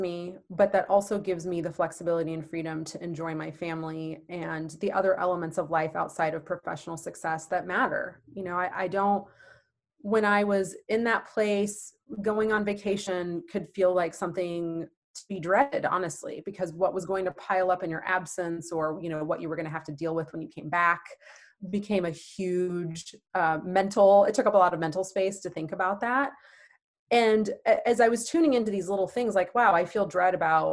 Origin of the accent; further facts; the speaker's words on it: Manhattan, Kansas, United States; also born or lived in Twin Cities, Minnesota / Dallas, Texas; now in Kansas City, United States; I actually was born and raised in a small town about 2 hours west of here, Manhattan, Kansas